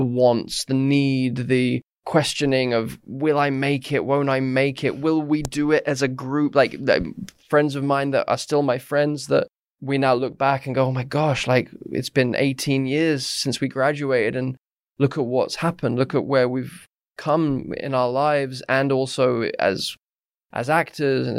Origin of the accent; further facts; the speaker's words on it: Surrey, South East England, United Kingdom; growing up in Surrey and, you know, in a quite a stuffy, you know, middle-class kind of area of England